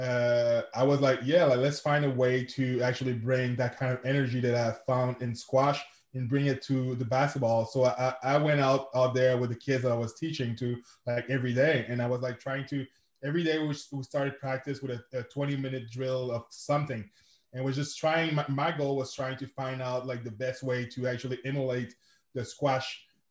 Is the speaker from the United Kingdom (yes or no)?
no; Quebec City, Quebec, Canada; first language French; English is a second language; I'm from Quebec City, Canada. I'm a francophone, so je parle français. That's my first language